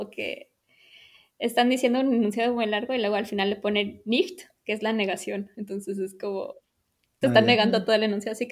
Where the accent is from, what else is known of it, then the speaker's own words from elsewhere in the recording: Mexico; o sea, los dos somos mexicanos, se habla español en casa